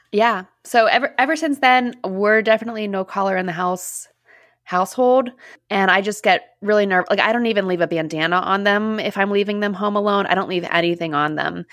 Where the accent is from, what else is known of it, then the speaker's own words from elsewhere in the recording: Pittsburgh, Pennsylvania, United States; I am, like, one of the only Pittsburgh people